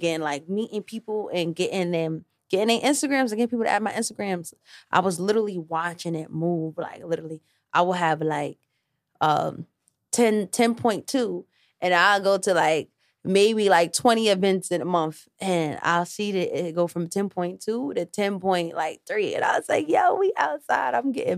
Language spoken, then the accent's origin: English; New York City, New York, United States; also born or lived in Bronx; I'm from Harlem